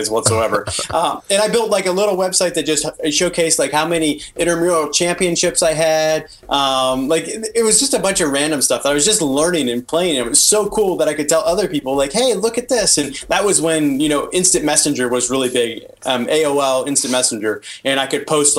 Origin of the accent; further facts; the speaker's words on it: Dayton, Ohio, United States; I am from Dayton, Ohio.